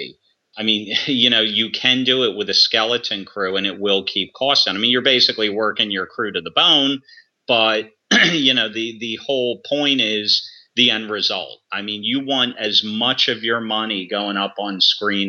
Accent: United States; I'm American

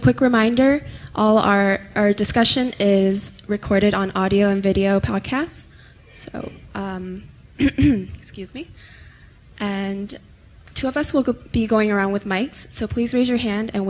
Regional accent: Scottsdale, Arizona, United States; moved away; It's so wonderful to be back in Scottsdale. This is my hometown.

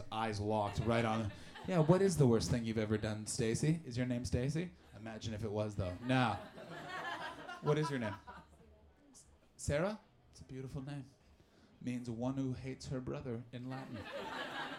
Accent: Ottawa, Ontario, Canada; I grew up in Canada in a very sleepy town called Ottawa

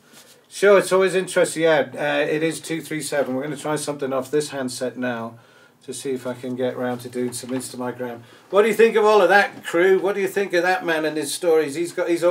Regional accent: England, United Kingdom; now in South Africa; We grew up with it in England. It was part of life in England, brewing beer

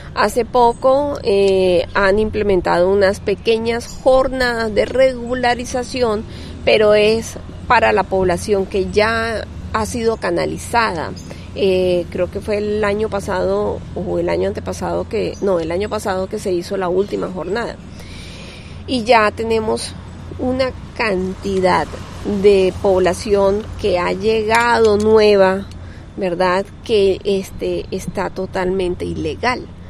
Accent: Venezuela; moved away as an adult; also born or lived in Cúcuta, Colombia; now in Colombia; soy nacida en Colombia, pero criada en Venezuela

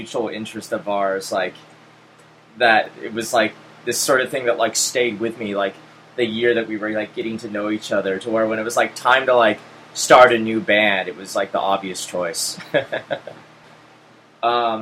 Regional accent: Portland, Oregon, United States; moved away; also born or lived in Southern California; I grew up in Portland in the early 90s

